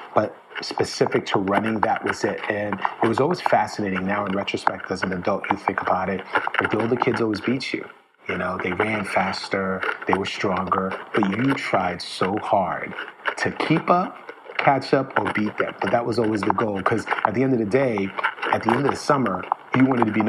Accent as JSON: {"language": "English", "town": "New York City", "region": "New York", "country": "United States", "tie": "born or raised there", "said": "I remember growing up in the Bronx on Marion Avenue in a neighborhood called Bedford Park Boulevard."}